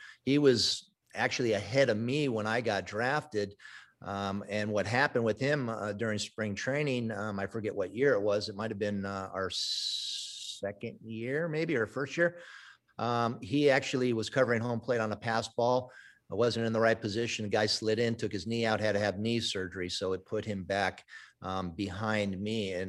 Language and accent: English; Chicago Heights, Illinois, United States; I was born in Chicago Heights.